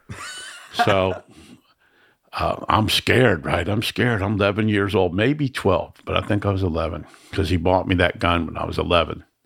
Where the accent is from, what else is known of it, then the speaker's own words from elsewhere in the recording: Miami, Florida, United States; I grew up in the ghetto in Miami